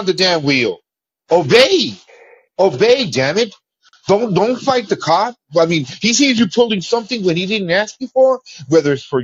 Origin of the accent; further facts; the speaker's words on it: Mexico; now in United States; I call out my Mexican people.